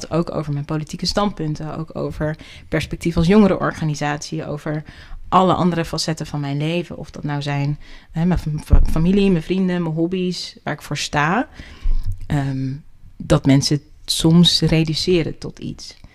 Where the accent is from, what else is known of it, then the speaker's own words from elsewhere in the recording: Netherlands; Ik ben gewoon Nederlandse.